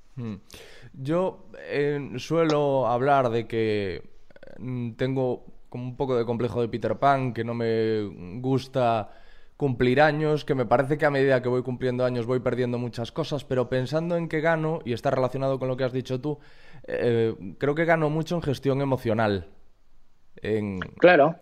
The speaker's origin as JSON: {"language": "Spanish", "town": "Corcubión", "region": "Galicia", "country": "Spain", "said": "yo soy de Corcubión, que es un pueblecito como Montiel"}